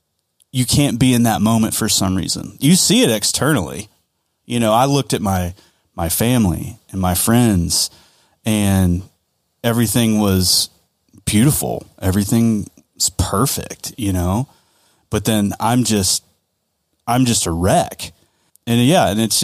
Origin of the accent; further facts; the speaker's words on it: the South, United States; We're from the South, man.